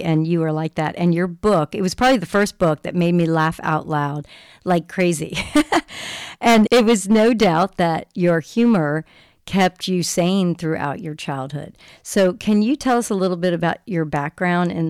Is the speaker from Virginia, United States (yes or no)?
yes; Virginia, United States; I was raised in Virginia